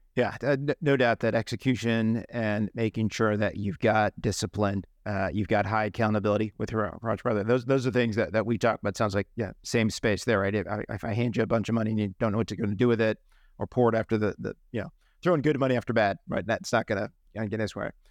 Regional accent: New England, United States; I'm from New England

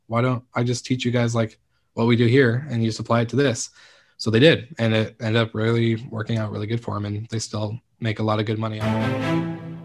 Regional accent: Stanwood, Washington, United States; it's actually my hometown. It's Kameno Island, um, and it's Stanwood

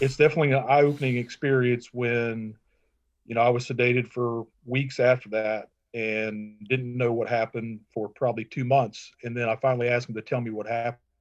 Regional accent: Matthews, North Carolina, United States; moved away as an adult; also born or lived in Minnesota; now in Green Cove Springs, United States; I was born in Minnesota, but I grew up in Charlotte, North Carolina. I say Charlotte, but Matthews, North Carolina

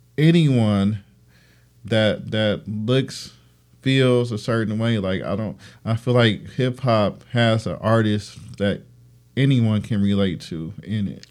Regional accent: Detroit, Michigan, United States; I'm from Detroit

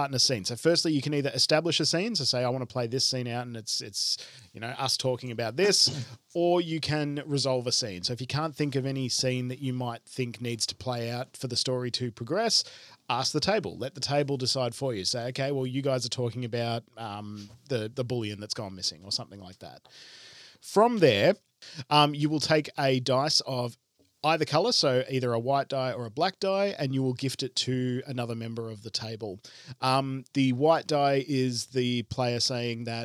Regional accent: Belgrave, Victoria, Australia; I'm from Belgrave

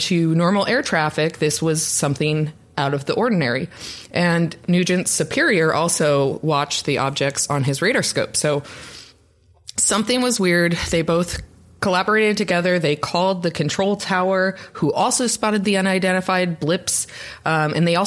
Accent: Seattle, Washington, United States; so many people in my hometown

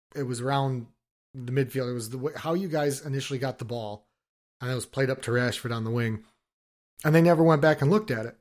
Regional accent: Detroit, Michigan, United States; we're from Detroit

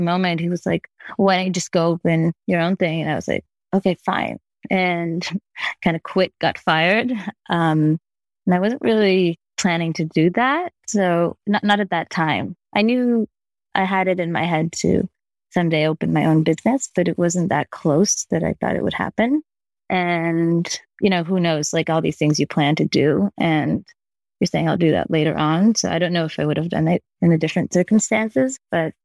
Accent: Israel; moved away as an adult; now in New York, United States; I'm originally from Israel and I started my business in Israel

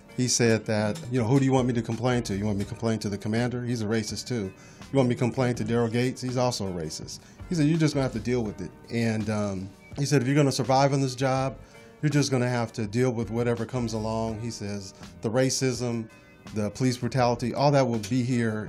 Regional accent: Los Angeles, California, United States; I grew up in Los Angeles

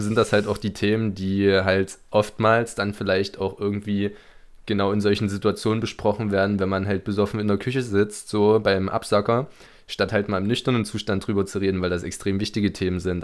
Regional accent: Germany; moved away as an adult; now in Birmingham, United Kingdom; wo kommst du her? Ich Deutschland

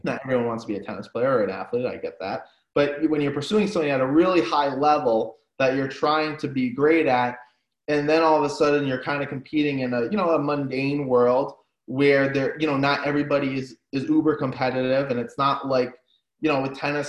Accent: New England, Rhode Island, United States; I'm from New England, Rhode Island

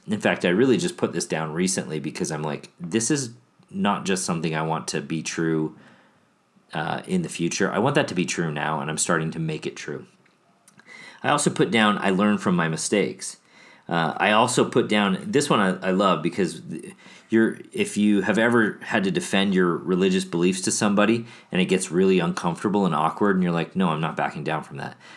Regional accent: Chicago, Illinois, United States; moved away; also born or lived in Milwaukee; I grew up in Chicago

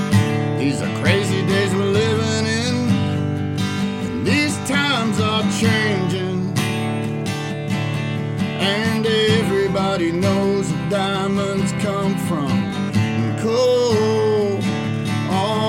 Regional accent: Hamden, Ohio, United States; A little place called Vinton County, Ohio

